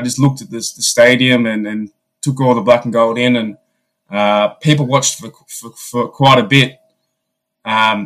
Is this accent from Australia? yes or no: yes; Australia; I'm from Australia.